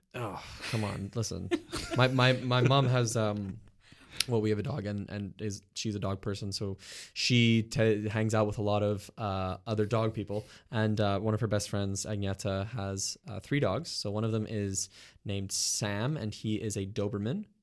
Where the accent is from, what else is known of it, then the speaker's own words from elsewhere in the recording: Montreal, Quebec, Canada; I grew up in the West Island